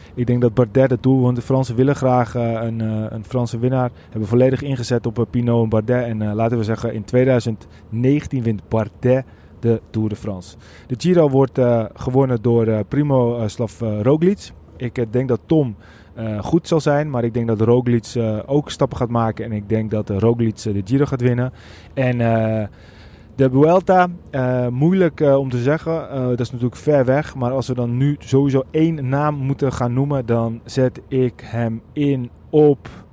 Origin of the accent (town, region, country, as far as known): Netherlands